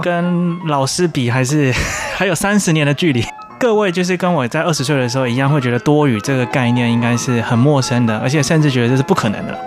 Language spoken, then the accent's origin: Chinese; Taiwan; 一般我们台湾人讲英文字母的方法